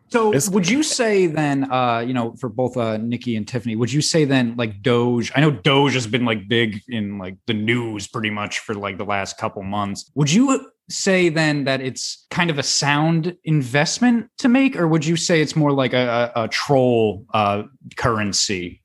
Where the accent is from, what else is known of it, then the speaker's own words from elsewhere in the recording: New Jersey, United States; I'm from New Jersey